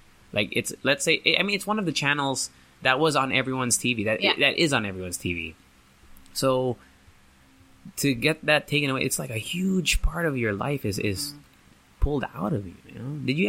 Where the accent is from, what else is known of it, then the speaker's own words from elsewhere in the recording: Japan; now in United States; because I grew up in Japan and also and then later on in the States.